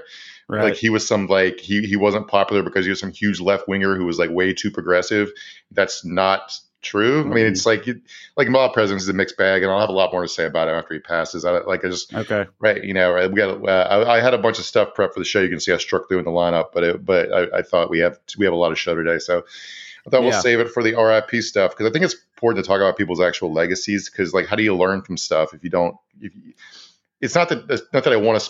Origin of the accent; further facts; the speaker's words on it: Virginia, United States; Shout out my home state of Virginia.